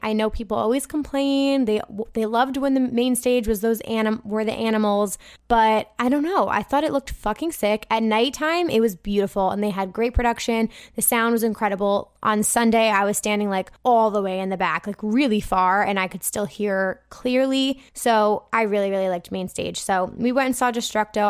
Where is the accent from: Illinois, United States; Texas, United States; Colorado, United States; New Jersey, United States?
New Jersey, United States; So I'm from New Jersey.